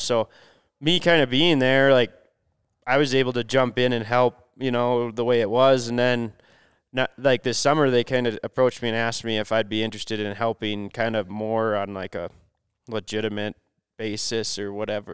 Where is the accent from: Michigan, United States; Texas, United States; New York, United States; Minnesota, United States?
Minnesota, United States; I'm from Minnesota